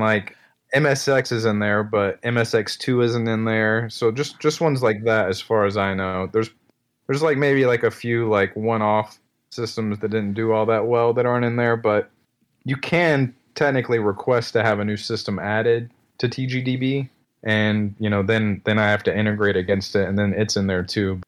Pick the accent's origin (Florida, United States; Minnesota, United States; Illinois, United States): Florida, United States; Destin; also born or lived in California; now in Tennessee, United States; my hometown in, uh, Destin, Fort Walton Beach, Florida